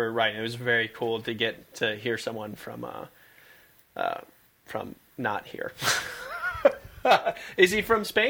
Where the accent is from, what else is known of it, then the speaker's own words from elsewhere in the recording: United States; But as Americans, for us, at least for me